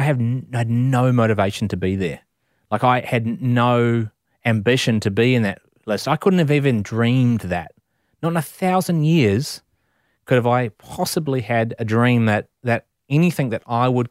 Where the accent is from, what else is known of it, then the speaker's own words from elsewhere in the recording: New Zealand; That was about the pride that I felt as a New Zealander that we were so blessed to live in this country.